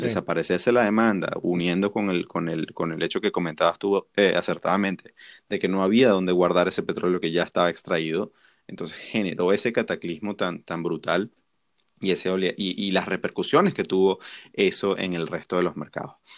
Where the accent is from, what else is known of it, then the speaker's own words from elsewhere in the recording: Venezuela; Nosotros que somos venezolanos